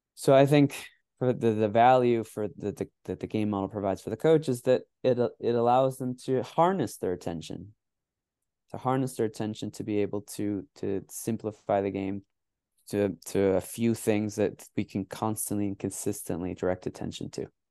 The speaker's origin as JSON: {"language": "English", "country": "United States", "tie": "born or raised there", "also_born_or_lived": "Mexico", "said": "I grew up playing in the United States"}